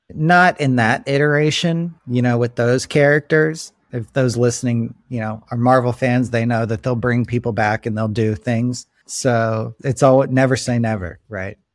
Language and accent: English; Florida, United States; moved away as an adult; also born or lived in Chicago, Illinois; now in Los Angeles, United States; growing up in Florida